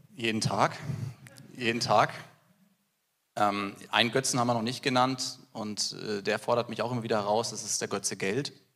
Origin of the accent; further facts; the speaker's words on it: Germany; bei uns in Deutschland